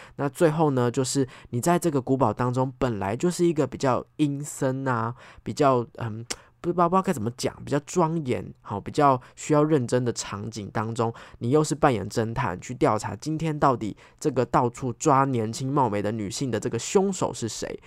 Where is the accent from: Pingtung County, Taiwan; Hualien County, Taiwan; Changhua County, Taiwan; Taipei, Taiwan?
Taipei, Taiwan; 因为我是台北人，我们都住在台北嘛